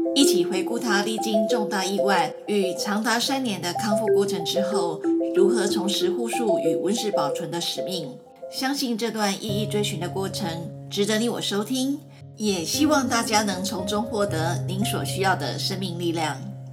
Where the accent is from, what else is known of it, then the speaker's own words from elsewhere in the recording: Taipei, Taiwan; also born or lived in United States; now in Kaohsiung, Taiwan; 因为我台北人